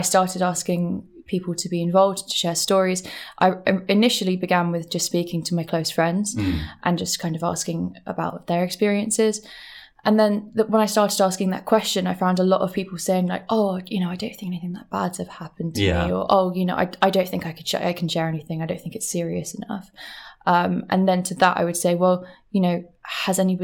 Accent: London, United Kingdom; moved away as an adult; also born or lived in Brighton; now in New York, United States; I'm from London. Okay. I grew up in London, and I lived in London for like 24 years.

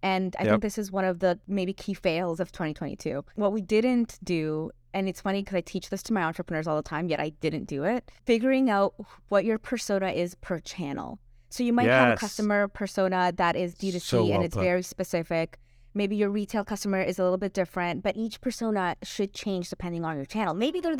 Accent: Puerto Ordaz, Bolívar, Venezuela; Well, I grew up in Puerto Ordaz, but I had family all over, so we traveled a bit.

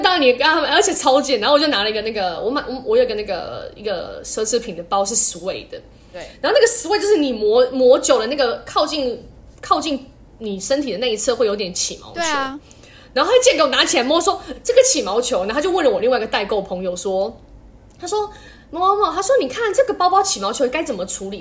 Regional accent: Taiwan; now in China; 我算台湾人嘛

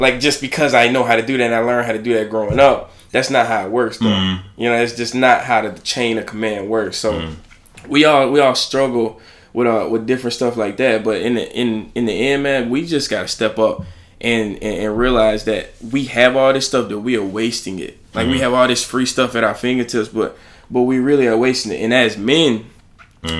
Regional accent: Alabama, United States; I'm from Alabama

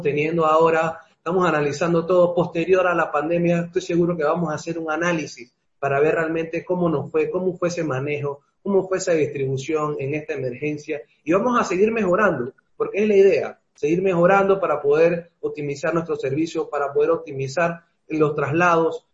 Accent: Panama; como panameños siempre nos hemos destacado

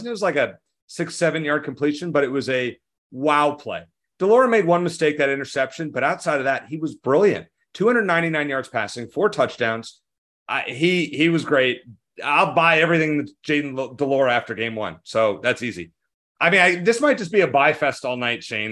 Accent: Arizona, United States; I'm from Arizona

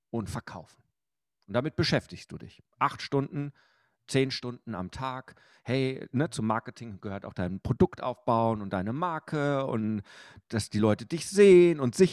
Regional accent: Bochum, North Rhine-Westphalia, Germany; ich bin ja groß geworden im Fotogeschäft meines Vaters in Bochum-Wattenscheid.

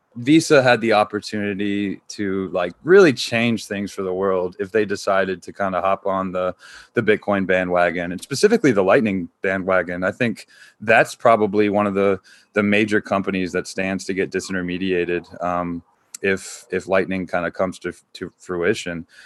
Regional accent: North Carolina, United States; moved away as an adult; I grew up in North Carolina, so I think, like, still got a lot of, like, the Southern roots in me

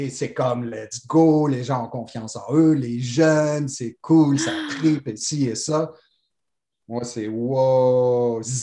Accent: Algiers, Algiers Province, Algeria; born there; je suis né à Alger, parce que c'est juste un addon, parce que mon père a été ouvrir des succursales de chaussures là-bas.

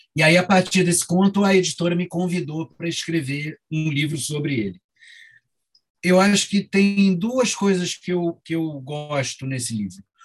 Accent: Rio de Janeiro, Brazil; moved away as an adult; no Rio, onde eu nasci, cresci até o, e morei até os 20 anos

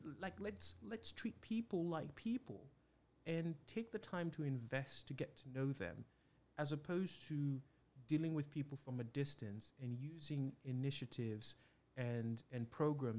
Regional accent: Nigeria; now in United States; I was born and raised in Nigeria

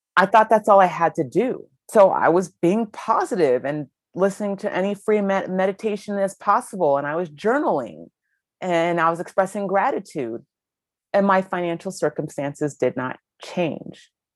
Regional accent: Ohio, United States; I grew up in Ohio

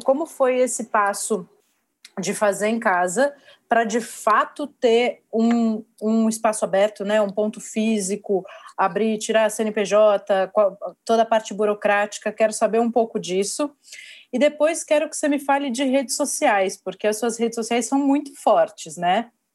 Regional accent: São Paulo, Brazil; eu sou de São Paulo, a empresa fica aqui, é, sempre empreendi aqui na, na minha cidade

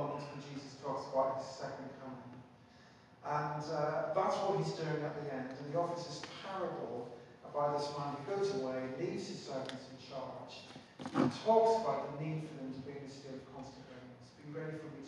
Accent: Belfast, Northern Ireland, United Kingdom; When I was growing up in Belfast, I used to go to this place called the Faith Christian Bookshop.

